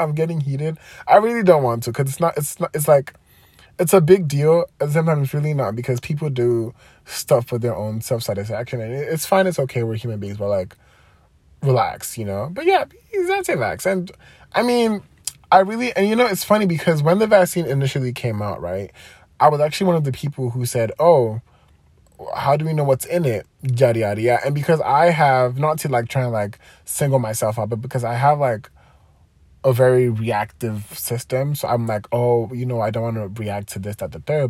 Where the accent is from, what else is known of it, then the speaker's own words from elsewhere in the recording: Nigeria; growing up in Nigeria, you know, religion, Christianity